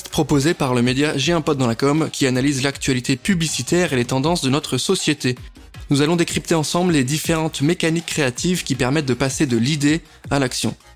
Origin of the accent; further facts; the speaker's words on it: Nancy, Grand Est, France; T'as bien dit Nancy? Ouais. Ok, parce que c'est là d'où je viens